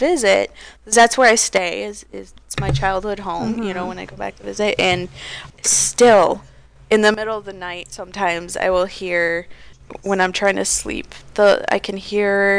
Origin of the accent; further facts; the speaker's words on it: Detroit, Michigan, United States; I grew up in the Detroit area